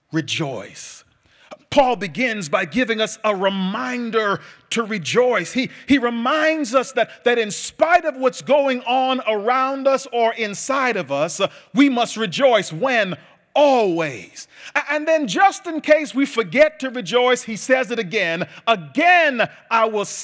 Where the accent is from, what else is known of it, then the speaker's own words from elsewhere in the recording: Bahamas; Andrew told you earlier, I'm from the Bahamas. I was, I was home a few uh, months ago visiting my father